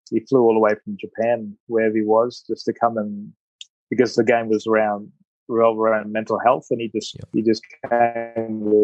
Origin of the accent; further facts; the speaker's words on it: Australia; when I was playing and growing up in Australia, I had this goal to play for Australia. Um, you know, arriving when I was eight